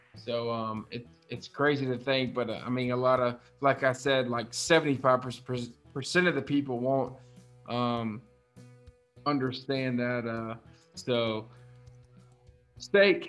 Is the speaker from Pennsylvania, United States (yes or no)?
no; South Carolina, United States; so I'm from South Carolina. I live here, born and raised